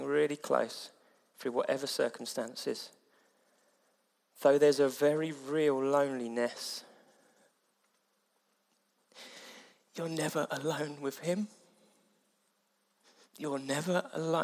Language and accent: English; Mid-Sussex, South East England, United Kingdom; moved away; I come from Mid-Sussex where it's all rural